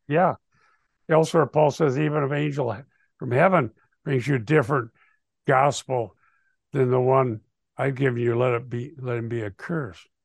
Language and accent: English; Sheldon, Iowa, United States; we grew up in Sheldon, Iowa, in the high school there in the sixties.